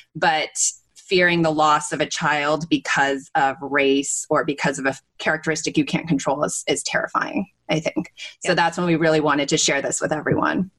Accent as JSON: {"language": "English", "region": "West Coast", "country": "United States", "tie": "born or raised there", "also_born_or_lived": "Asia", "said": "I grew up on the West Coast and sort of spent a lot of time in Asia"}